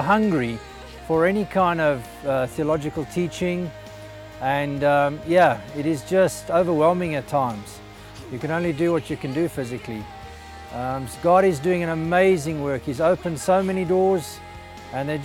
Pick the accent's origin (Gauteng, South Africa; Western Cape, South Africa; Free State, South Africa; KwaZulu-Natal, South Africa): Western Cape, South Africa; Simon's Town; moved away as an adult; now in Mbala, Zambia; We're originally from Simonstown in Cape Town, and we moved up to Mbala, northern Zambia, 12 years ago